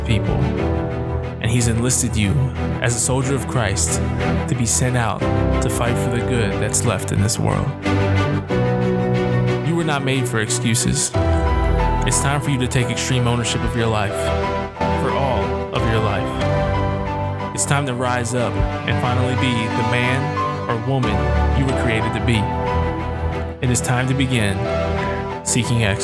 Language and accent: English; Harrisburg, Pennsylvania, United States; I was born and raised in Harrisburg, Pennsylvania.